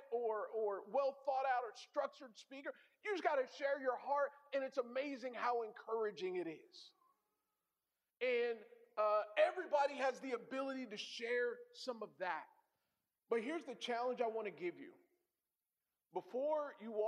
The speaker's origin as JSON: {"language": "English", "region": "California", "country": "United States", "moved": "as an adult", "lives_now": "Hartford, United States", "said": "I'm from California"}